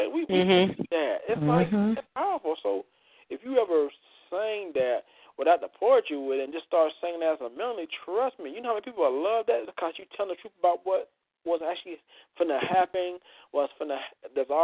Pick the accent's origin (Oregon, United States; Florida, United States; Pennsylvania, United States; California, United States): Florida, United States; I'm a Florida, born and raised in Florida boy